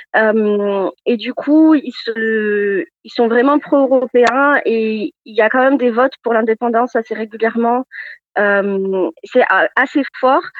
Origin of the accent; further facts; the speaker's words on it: France; moved away as an adult; also born or lived in Orkney Islands, Scotland; now in Edinburgh, United Kingdom; en tant que Français en Écosse